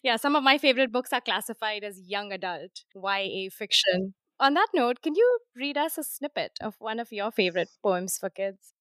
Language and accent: English; Mumbai, Maharashtra, India; my hometown of Bombay